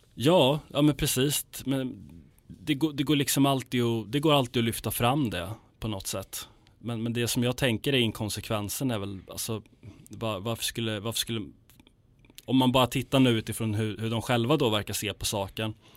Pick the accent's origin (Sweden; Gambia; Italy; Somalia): Sweden; jag är svensk, det här är mitt land